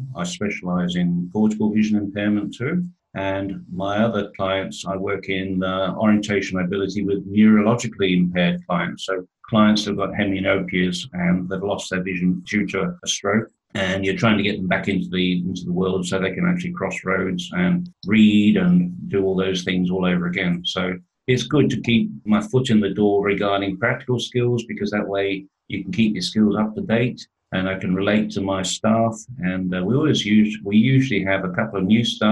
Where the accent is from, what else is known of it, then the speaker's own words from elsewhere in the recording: Perth, Western Australia, Australia; moved away as an adult; also born or lived in Melbourne, Australia / Bunbury, Australia; now in Coffs Harbour, Australia; I went back to my hometown of Perth and became mainly working with children